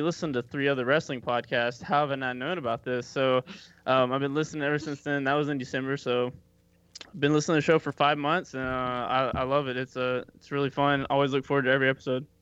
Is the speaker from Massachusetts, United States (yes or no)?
no; Kentucky, United States; moved away; I'm originally from Kentucky.